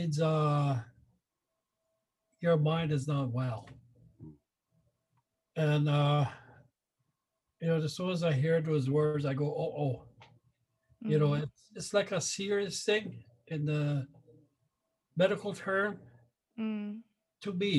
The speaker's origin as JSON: {"language": "English", "area": "Sioux Valley Dakota Nation", "region": "Manitoba", "country": "Canada", "moved": "as an adult", "lives_now": "Brandon, Canada", "said": "I am a Dakota. I'm originally from Sioux Valley, Dakota Nation. I moved to Brandon about 17, 18 years ago."}